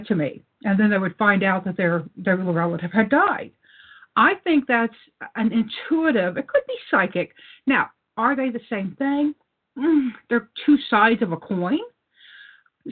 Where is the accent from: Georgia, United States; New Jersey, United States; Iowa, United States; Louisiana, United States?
Louisiana, United States; I grew up in Louisiana